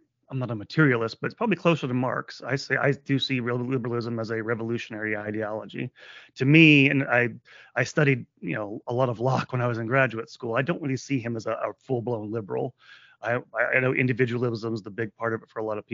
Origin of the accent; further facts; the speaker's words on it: United States; I'm an American